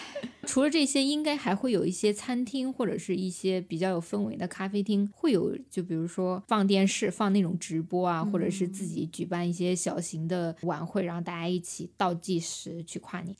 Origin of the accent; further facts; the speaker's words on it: China; also born or lived in South Korea; 我身为中国人真骄傲。